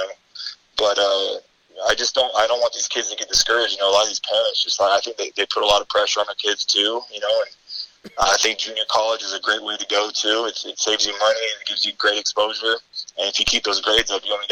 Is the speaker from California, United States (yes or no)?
yes; Bay Area, California, United States; I'm from California. I'm from the Bay Area